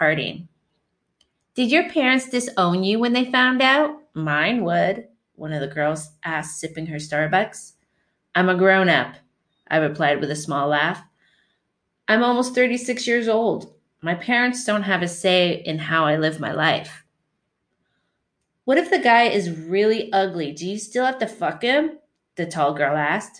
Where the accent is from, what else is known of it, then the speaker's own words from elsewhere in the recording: Canada; also born or lived in Windsor, Ontario; I'm from Canada.